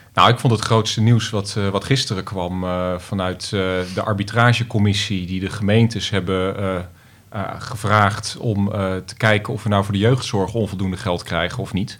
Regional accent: Almere, Flevoland, Netherlands; als Almeerders

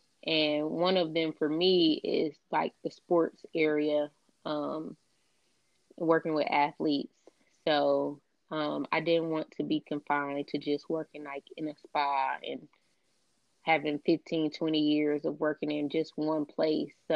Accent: Lithonia, Georgia, United States; also born or lived in Riverside, California; I was raised in Lithonia, Georgia. But for the most part, I've been here my whole life.

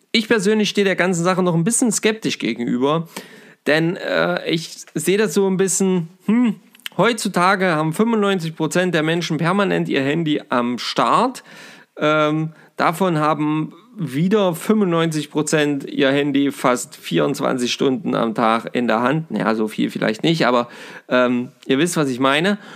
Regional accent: Saxony-Anhalt, Germany; hier bei uns in Sachsen-Anhalt

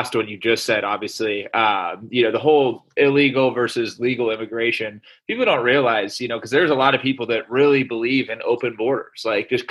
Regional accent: Portland, Oregon, United States; I was born in Portland, Oregon.

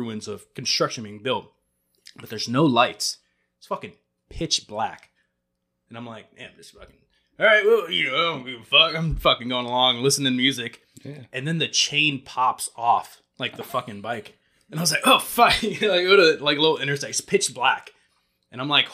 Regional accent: Florida, United States; moved away; I go back to Florida. I'm with family. I'm home most of the time

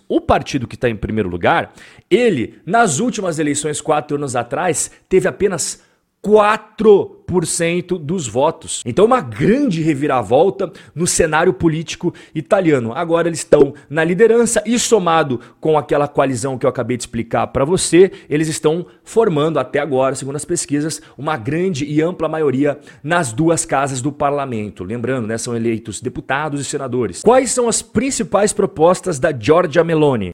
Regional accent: Brazil; Nós que somos brasileiros

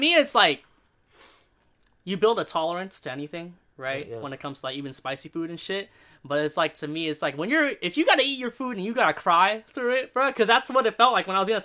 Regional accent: near Sacramento, California, United States; I grew up near Sac

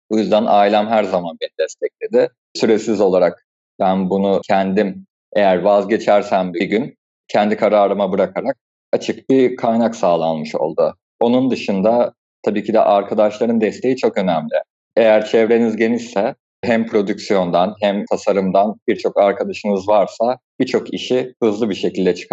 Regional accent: Kastamonu, Turkey; born there; also born or lived in Anatolia; Ben aslında Kastamonu 1992 doğumluyum. Babamın mesleği sebebiyle Anadolu'nun birçok farklı şehrinde bulunarak büyüdüm.

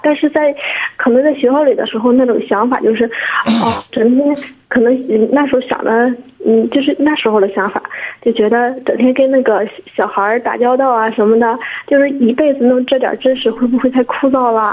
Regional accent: Liaocheng, Shandong, China; 我是聊城的

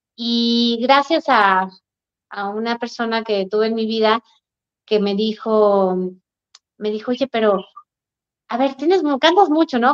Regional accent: Aguascalientes, Mexico; moved away; mi tierra, Aguascalientes

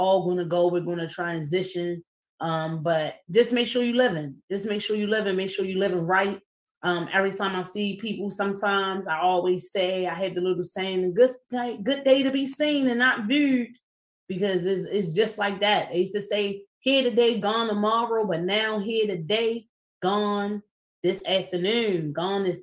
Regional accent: Baltimore, Maryland, United States; Councilman Antonio Glover Pucci, who I grew up with in the East Baltimore neighborhood

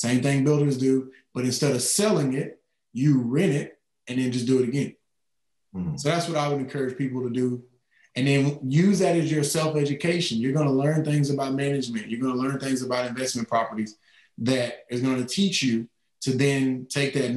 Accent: East Texas, United States; I'm from East Texas. I'm a country kid. We didn't have a lot of means, but we grew up in the country

